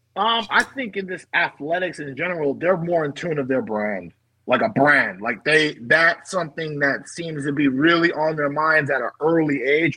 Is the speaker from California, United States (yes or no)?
yes; Bay Area, California, United States; I'm from the Bay Area